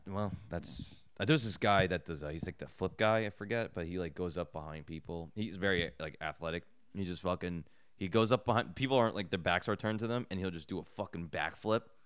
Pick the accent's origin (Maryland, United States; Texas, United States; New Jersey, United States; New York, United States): New Jersey, United States; I grew up in Jersey